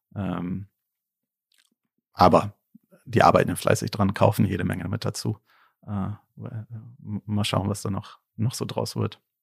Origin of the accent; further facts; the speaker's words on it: Berlin, Germany; ich bin ja Berliner, auch in Berlin geboren